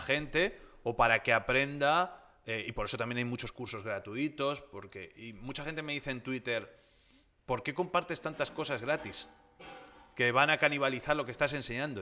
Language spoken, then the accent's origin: Spanish; Tomelloso, Castilla-La Mancha, Spain; mi tierra, ya que yo soy de Tomelloso, de Ciudad Real